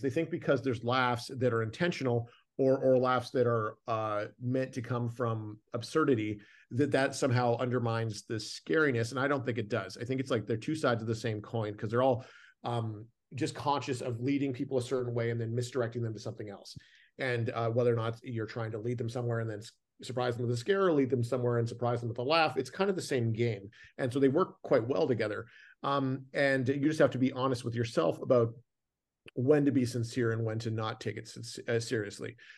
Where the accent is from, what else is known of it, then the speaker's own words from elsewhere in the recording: Canada; I grew up in Canada, so I'm very familiar with snow.